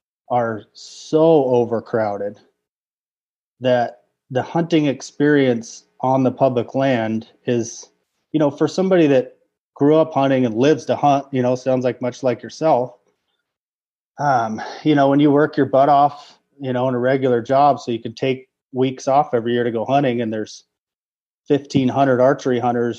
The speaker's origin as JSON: {"language": "English", "region": "Oregon", "country": "United States", "tie": "born or raised there", "said": "Well, the outskirts, suburbs. So, yeah, born and raised in Oregon."}